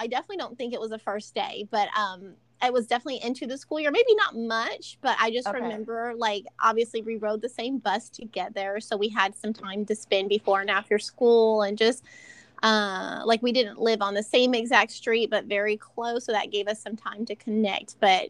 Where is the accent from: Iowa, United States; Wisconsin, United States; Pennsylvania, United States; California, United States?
California, United States; Bakersfield; born there; but I was born, the hospital that I came out in was Memorial Hospital in Bakersfield, California, in the valley, Kern Valley